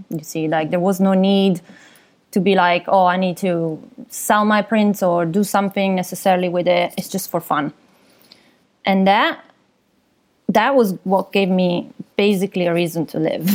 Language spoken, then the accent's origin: English; Milan, Lombardy, Italy; moved away as an adult; also born or lived in London; now in Vancouver, Canada; I'm from Milan originally, so from Italy